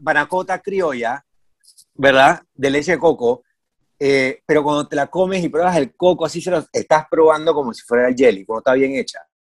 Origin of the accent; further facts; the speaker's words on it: Panama; yo siempre pensé que en Panamá nosotros usábamos bastante el coco